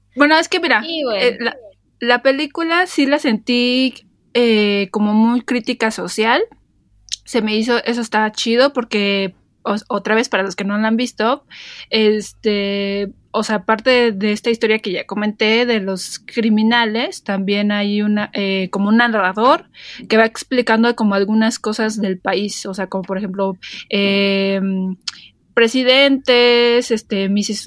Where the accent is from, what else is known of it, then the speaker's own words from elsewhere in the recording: Mexico; yo soy mexicano